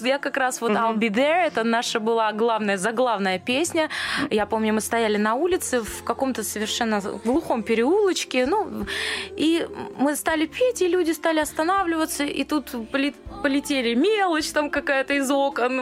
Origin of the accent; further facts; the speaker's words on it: Ulan-Ude, Buryatia, Russia; moved away; also born or lived in Dnipropetrovsk, Ukraine; Я пошла там в садик, потом в школу